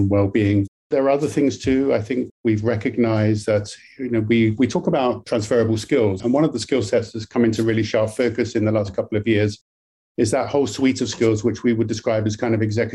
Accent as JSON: {"language": "English", "country": "United Kingdom", "moved": "yes", "lives_now": "British Columbia, Canada", "said": "I'm obviously from the UK, you can tell from my accent originally"}